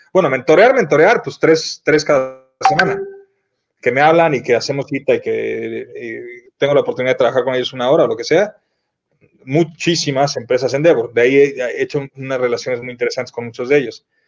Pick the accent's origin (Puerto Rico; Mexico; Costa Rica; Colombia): Mexico; moved away as an adult; also born or lived in Miami; los que nos fuimos de México